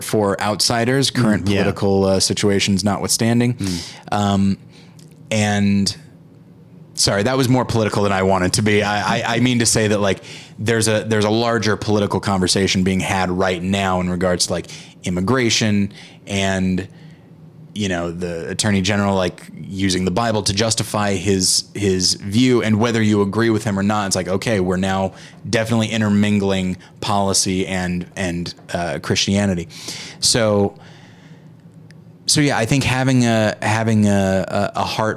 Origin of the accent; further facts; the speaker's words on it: United States; as an American